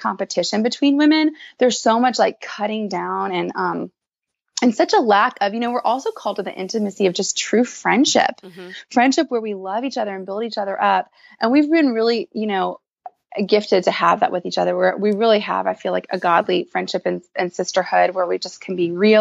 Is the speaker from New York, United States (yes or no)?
no; New Orleans, Louisiana, United States; moved away as an adult; now in Nashville, United States; I'm from New Orleans, and I moved to Nashville a little over 2 years ago.